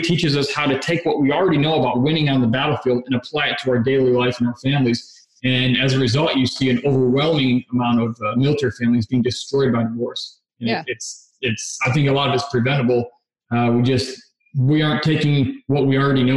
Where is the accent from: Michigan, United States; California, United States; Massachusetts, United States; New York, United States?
Michigan, United States; now in Texas, United States; I'm from Michigan originally